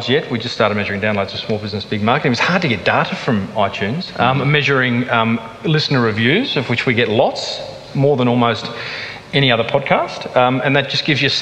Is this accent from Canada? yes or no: no; Australia; accent: thick Aussie; my thick Aussie accent